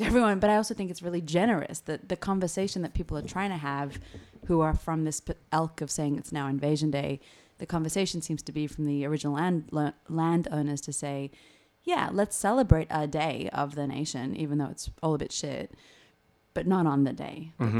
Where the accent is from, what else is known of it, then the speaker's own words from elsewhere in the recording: Australia; I'm Italian Australian.